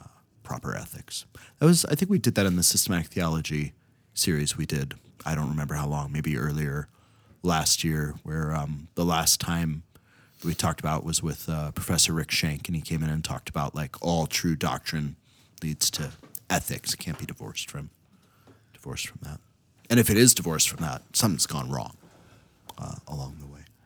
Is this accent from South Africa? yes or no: no; Ohio, United States; now in Minnesota, United States; growing up in Ohio